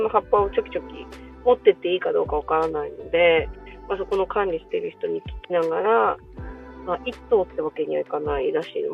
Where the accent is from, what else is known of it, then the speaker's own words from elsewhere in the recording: Hokkaido, Japan; 私北海道なんですけど